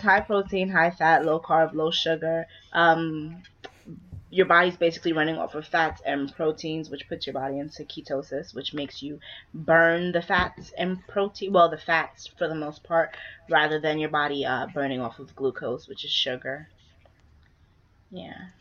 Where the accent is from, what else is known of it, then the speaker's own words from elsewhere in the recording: Trinidad & Tobago; I'm Trinidadian